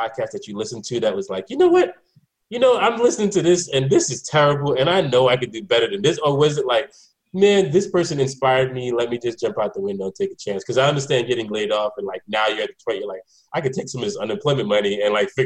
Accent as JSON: {"language": "English", "country": "Jamaica", "said": "I'm Jamaican"}